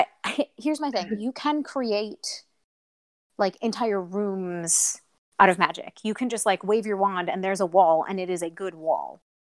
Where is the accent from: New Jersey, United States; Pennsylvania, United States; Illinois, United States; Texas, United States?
Illinois, United States; Chicago; I'm from Chicago